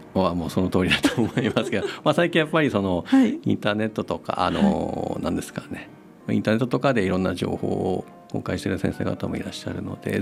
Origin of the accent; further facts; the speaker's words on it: Akita, Japan; moved away as an adult; also born or lived in Tokyo; now in Sendai, Japan; 元々は秋田の生まれです。